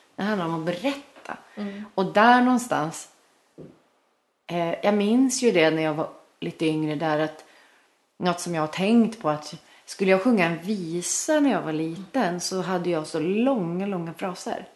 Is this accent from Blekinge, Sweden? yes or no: no; Sundsvall, Västernorrland County, Sweden; jag kommer från Sundsvall